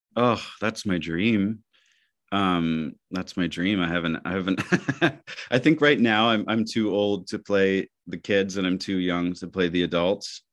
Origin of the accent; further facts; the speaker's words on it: Michigan, United States; moved away; growing up in Michigan